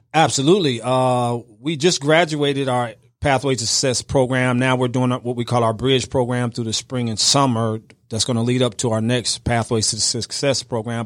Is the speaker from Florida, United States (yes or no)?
no; outside Chicago, Illinois, United States; I grew up right outside of Chicago, about ninety miles outside Chicago